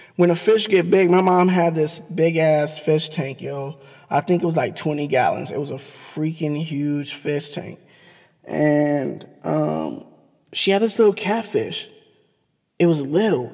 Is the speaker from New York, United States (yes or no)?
no; Cleveland, Ohio, United States; growing up in Cleveland